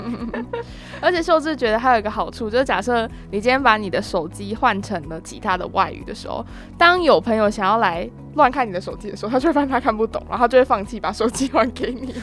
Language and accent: Chinese; Taiwan; 身为台湾人的我们，其实是有很大的优势的